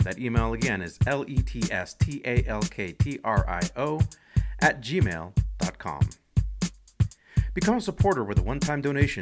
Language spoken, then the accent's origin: English; Los Angeles, California, United States; I'm also originally from Los Angeles. Originally from California, but from Los Angeles